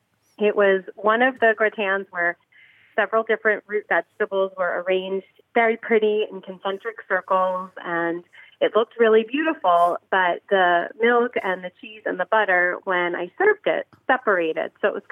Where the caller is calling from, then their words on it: Bucks County, Pennsylvania, United States; Bucks County, Pennsylvania.